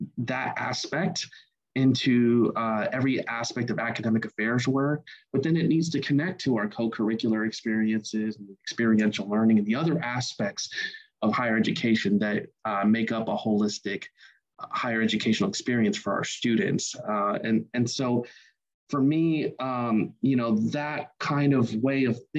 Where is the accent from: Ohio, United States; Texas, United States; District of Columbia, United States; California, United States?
Ohio, United States; my hometown in Ohio